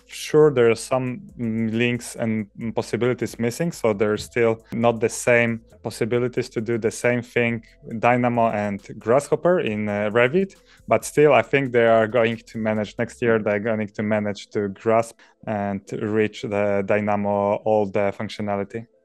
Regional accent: Poland; moved away as an adult; now in Norway; originally, I'm coming from Poland, where I finished my bachelor studies, and to write my master thesis, I moved to Norway.

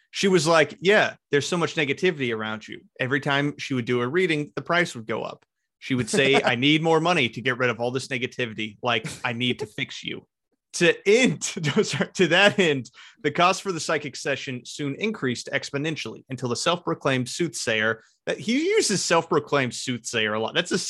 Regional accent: the South, United States; It's because I'm from the South.

